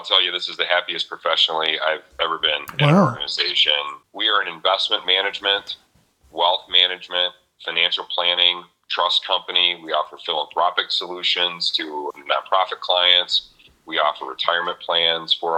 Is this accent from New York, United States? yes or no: no; Lansing, Michigan, United States; I grew up in the Colonial Village neighborhood, kind of MLK, Mount Hope, Boston Boulevard, that area